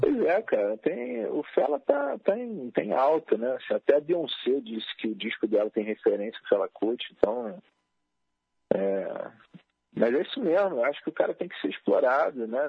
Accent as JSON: {"language": "Portuguese", "region": "Rio de Janeiro", "country": "Brazil", "tie": "born or raised there", "said": "eu sou carioca, né? nasci na, na, zona norte do Rio"}